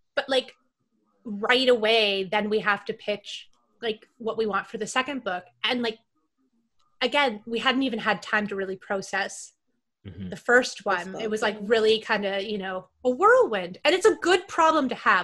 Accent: Canada; now in United States; I'm Canadian.

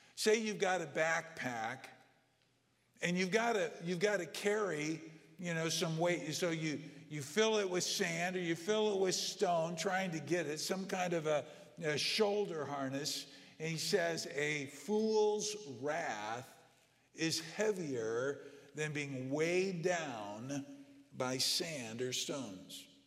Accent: Southern California, United States; I grew up in Southern California

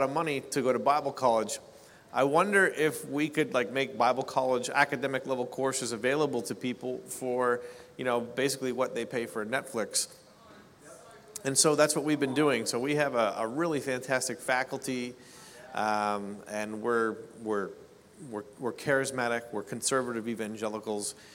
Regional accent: Canada; I'm a Canadian

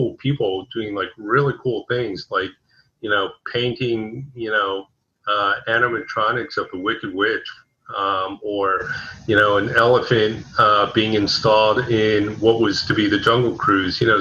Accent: South Florida, United States; I was born in South Florida and grew up in the state and lived here all my life.

